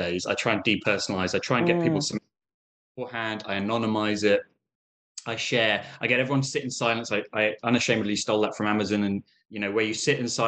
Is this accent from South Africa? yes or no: no; United Kingdom; although I was raised in Britain, I'm actually of Palestinian origin